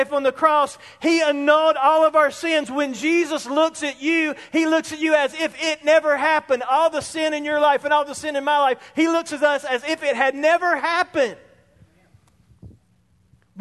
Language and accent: English; Spartanburg, South Carolina, United States; I was in my early 20s, same place, growing up in Spartanburg.